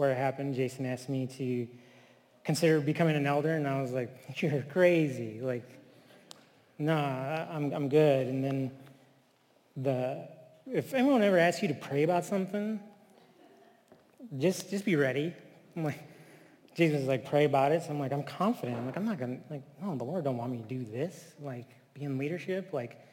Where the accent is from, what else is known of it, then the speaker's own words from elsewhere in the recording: Flint, Michigan, United States; also born or lived in Texas / California / Taos Pueblo, New Mexico; now in Chicago, United States; I grew up in Flint, Michigan